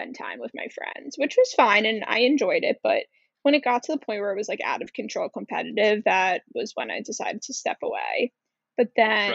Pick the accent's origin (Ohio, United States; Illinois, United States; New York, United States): New York, United States; Cold Spring Harbor; I grew up, and I'm from Cold Spring Harbor